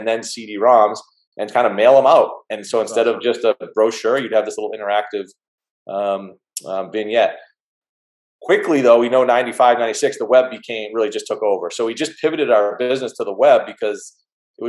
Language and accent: English; seacoast of New Hampshire, United States; I'm from the Northeast, you know, north of Boston, in the seacoast of New Hampshire, where I'm actually sitting now.